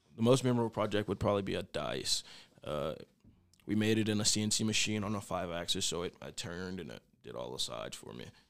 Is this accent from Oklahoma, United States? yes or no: yes; Oklahoma City, Oklahoma, United States; moved away as an adult; now in Goodland, United States; I'm from Oklahoma City